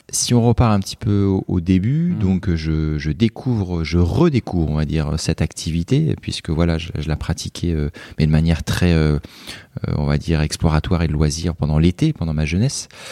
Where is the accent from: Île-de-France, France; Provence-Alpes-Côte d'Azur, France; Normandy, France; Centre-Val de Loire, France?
Centre-Val de Loire, France; Joué-lès-Tours; moved away as an adult; now in Marseille, France; je suis un Tourangeau exilé dans la cité phocéenne